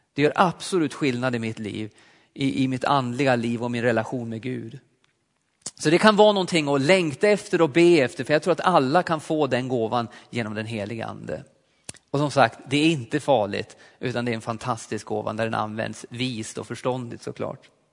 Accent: Alsen, Jämtland, Sweden; moved away; also born or lived in Östersund / Forshaga; Jag är uppvuxen uppe i Jämtland i en liten pingstförsamling i Alsen

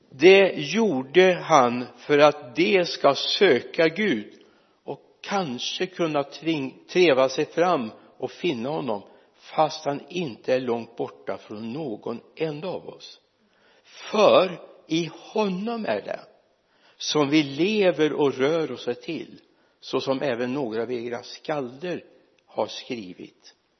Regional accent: Mariestad, Västra Götaland, Sweden; also born or lived in Lidköping; är jag inte född i Lidköping jag är född uppe i Mariestad men det är ju nästan Lidköping

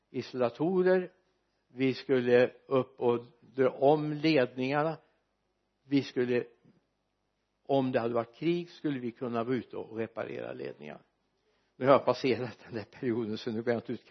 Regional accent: Sweden; jag är väldigt glad för att jag är svensk medborgare

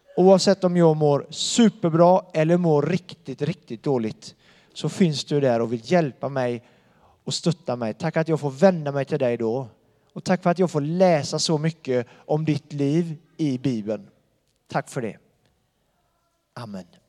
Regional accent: Donsö, Västra Götaland, Sweden; now in Bankeryd, Sweden; jag bor i Bankeryd och han bor på Donsö där jag kommer ifrån

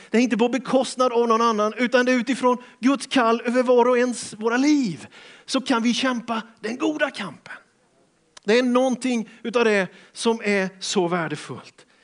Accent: Björkeby, Sweden; Nej, vi kom från Björkeby med dåliga skidor, bakhalt och ingen valla, stora termosbyxor.

